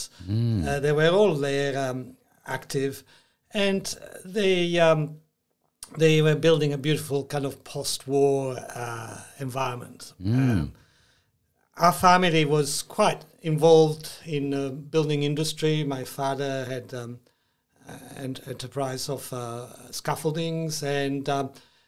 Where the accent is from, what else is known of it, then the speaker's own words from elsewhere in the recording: Milan, Lombardy, Italy; also born or lived in Switzerland / New York; now in Australia; I grew up in Milano